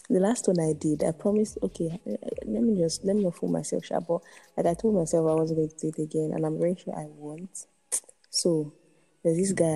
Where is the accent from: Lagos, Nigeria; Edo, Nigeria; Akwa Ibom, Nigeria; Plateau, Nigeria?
Edo, Nigeria; I'm from Edo State.